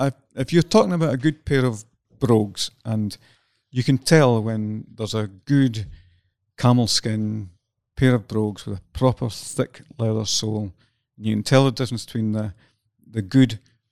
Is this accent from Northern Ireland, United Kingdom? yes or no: no; Scotland, United Kingdom; accent: Scottish; I enjoy and I relish my Scottish accent with the R's that go into it.